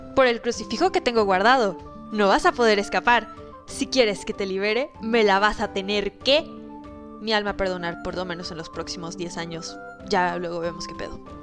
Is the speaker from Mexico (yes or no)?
yes; Mexico